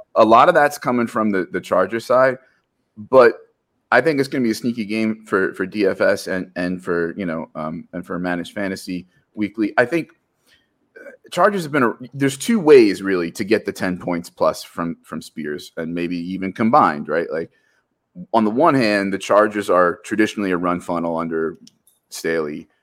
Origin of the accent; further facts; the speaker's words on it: New Jersey, United States; As a Jersey guy